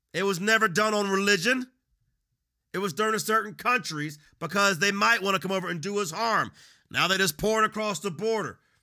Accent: United States; I'm not an immigrant. I'm born American.

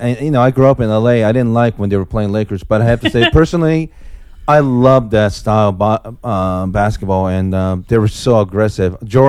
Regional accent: Osaka, Japan; moved away; also born or lived in Los Angeles, California, United States; I grew up in Japan, Osaka, Japan

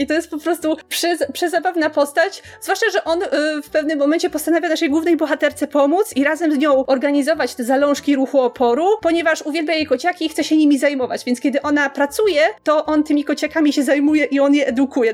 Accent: Poland; jak wszystkie dzieci w Polsce, oglądałam je na Polsacie

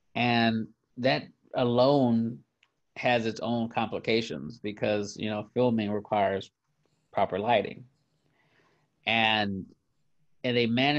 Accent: California, United States; we're from California

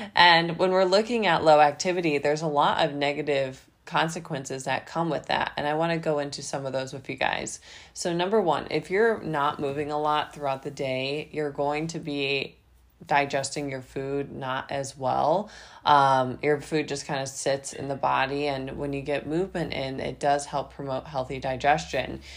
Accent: Midwest, United States; also born or lived in Ohio; now in Florida, United States; I'm actually from the Midwest, and so when I lived in Ohio

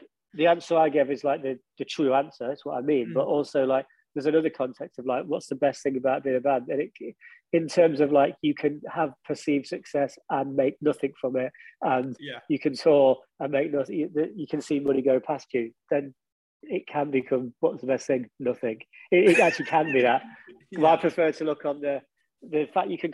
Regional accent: Derby, East Midlands, United Kingdom; moved away as an adult; now in London, United Kingdom; I am really proud of my hometown. And because the whole time we were in the band originally, we lived in Derby. And it's kind of weird to me now because I now live in London.

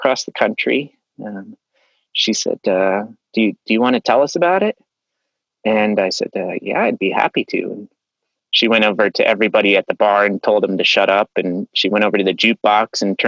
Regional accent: Aspen, Colorado, United States; I grew up in Aspen, Colorado.

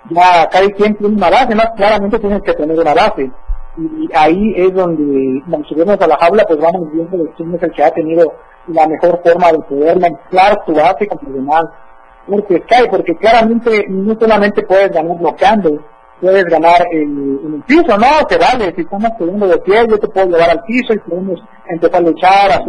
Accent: Comitán, Chiapas, Mexico

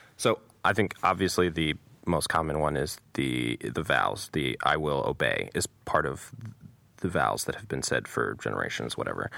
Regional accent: United States; as an American

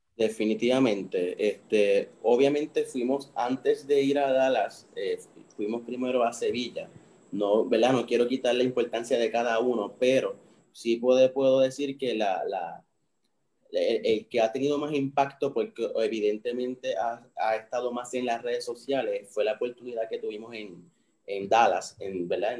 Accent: Puerto Rico; somos puertorriqueños, somos latinos, somos caribeños

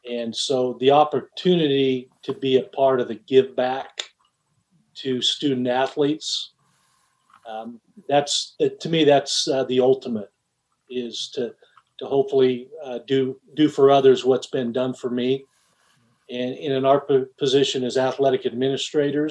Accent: Cedar City, Utah, United States; mid-major D1 Southern Utah University in my hometown

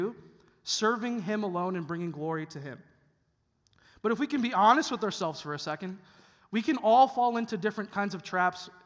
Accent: Chicago, Illinois, United States; moved away as an adult; now in Mansfield, United States; I'm actually originally from a small town of Chicago, a suburb of Columbus

